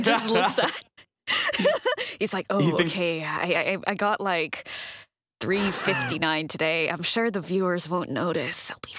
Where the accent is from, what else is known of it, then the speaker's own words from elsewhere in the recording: Australia; Is this something that I'm too Australian to understand?